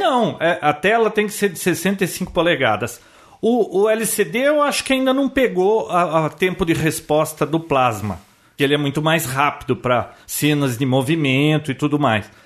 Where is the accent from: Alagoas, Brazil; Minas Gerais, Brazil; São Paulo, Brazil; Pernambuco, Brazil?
São Paulo, Brazil; Americana; Nasci em Americana